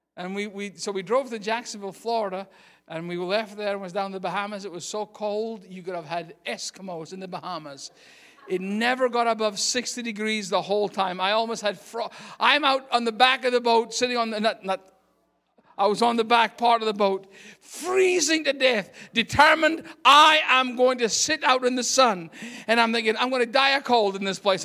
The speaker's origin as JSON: {"language": "English", "region": "Scotland", "country": "United Kingdom", "also_born_or_lived": "Aberdeen, Scotland", "moved": "yes", "lives_now": "United States", "said": "I'm Scottish."}